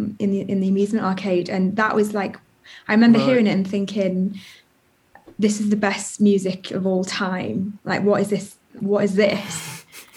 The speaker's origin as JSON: {"language": "English", "town": "Chester", "region": "North West England", "country": "United Kingdom", "tie": "born or raised there", "also_born_or_lived": "Liverpool / Wirral Peninsula / Brighton", "moved": "as an adult", "said": "I was born in Liverpool and grew up in Chester"}